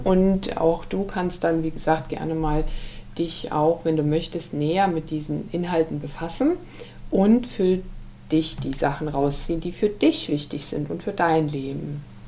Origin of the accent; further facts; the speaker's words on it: Germany; wir Deutsche